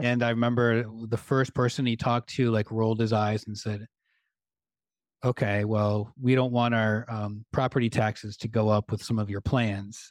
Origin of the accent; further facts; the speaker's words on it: Michigan, United States; moved away; I grew up in Michigan